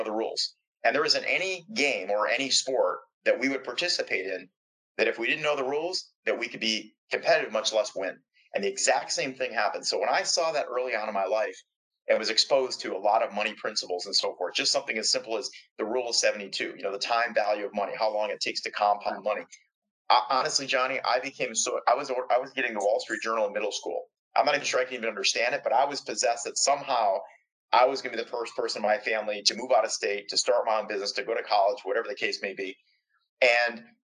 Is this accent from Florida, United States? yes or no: no; just outside of Detroit, Michigan, United States; I grew up just outside of Detroit.